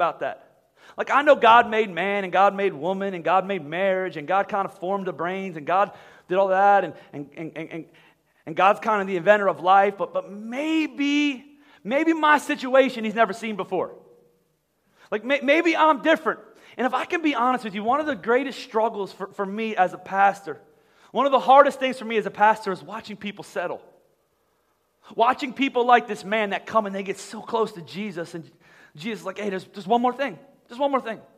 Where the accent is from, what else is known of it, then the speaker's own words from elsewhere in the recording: United States; I'm from America